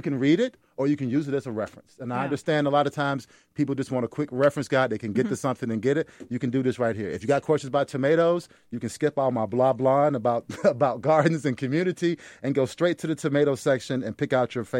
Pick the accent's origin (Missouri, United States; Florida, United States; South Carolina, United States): South Carolina, United States; I'm from South Carolina